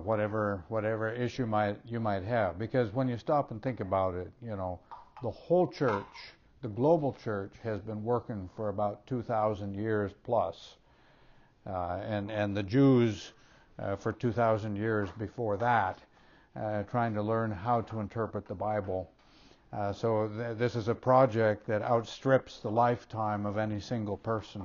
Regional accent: Minnesota, United States; Way back when I was still even in junior high, yeah, growing up in Minnesota, we didn't have middle schools, we had junior high

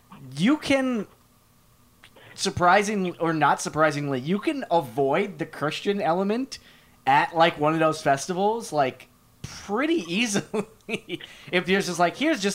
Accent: New York City, New York, United States; I grew up in New York City

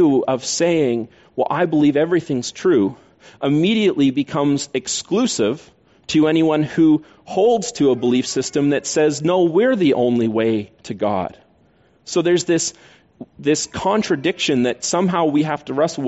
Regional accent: Canada; We're Canadian

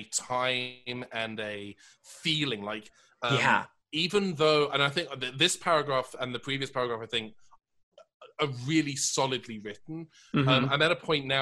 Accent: United Kingdom; moved away; my home country

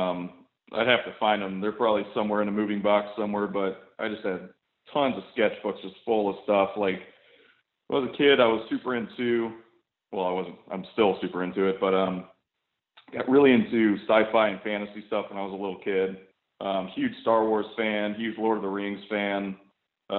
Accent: Tampa, Florida, United States; also born or lived in Tallahassee, Florida / St. Petersburg, Florida; I'm from Tampa originally, and then I went to school up in Tallahassee, lived there for a couple of years, and I've been back in St. Pete for maybe 2.5.

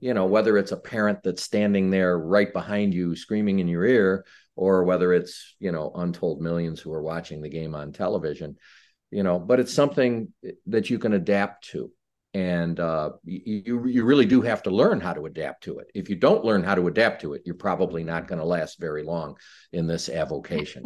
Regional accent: Chicago, Illinois, United States; I was born and raised in Chicago.

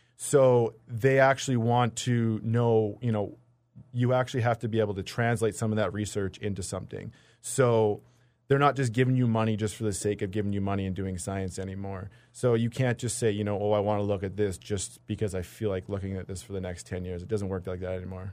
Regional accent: British Columbia interior, Manitoba, Canada; moved away as an adult; also born or lived in Toronto; now in Winnipeg, Canada; I grew up in Manitoba a little bit, grew up in B C. uh, in the interior.

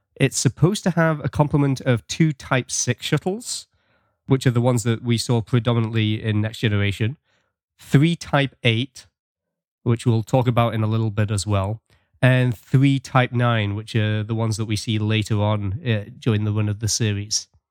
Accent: England, United Kingdom; now in Canada; I'm British, but I live in Canada.

